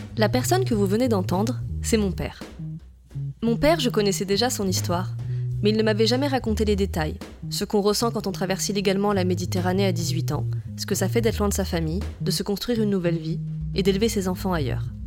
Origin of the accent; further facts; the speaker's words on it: France; first language French; moved away as an adult; now in Tunisia; Je suis né en France, j'ai grandi en France, ma langue maternelle est le français